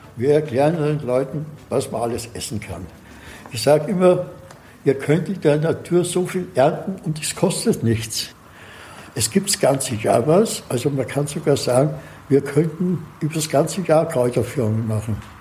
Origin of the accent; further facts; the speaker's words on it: Austria; moved away as an adult; now in Assmannshausen, Germany; Ich bin gebürtig eigentlich aus Österreich. Hört man?